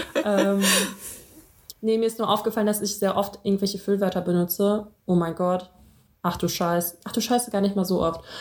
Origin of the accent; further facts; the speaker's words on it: Russia; ich bin ja auch Russin